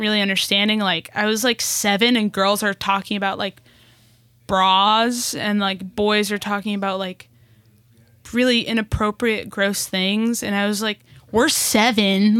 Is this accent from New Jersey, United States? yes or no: yes; Newark, New Jersey, United States; also born or lived in Brazil; now in Los Angeles, United States; move us back to New Jersey, back to Newark, New Jersey